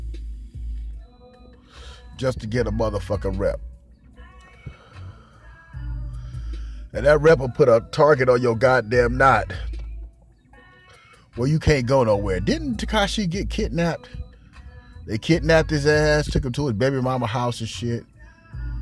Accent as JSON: {"language": "English", "town": "Los Angeles", "region": "California", "country": "United States", "said": "I'm from Los Angeles"}